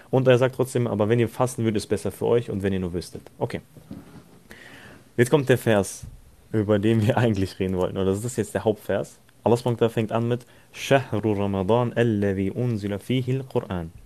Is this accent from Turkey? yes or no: yes; Turkey; ich selbst bin ja Türke, also für die, die es nicht wissen, ich selbst bin Türke.